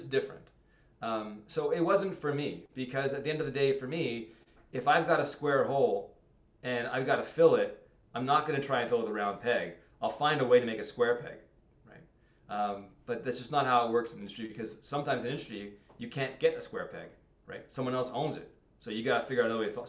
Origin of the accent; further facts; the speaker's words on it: Montreal, Quebec, Canada; moved away as an adult; now in Hamilton, Canada; Growing up in Montreal, very, very insular community.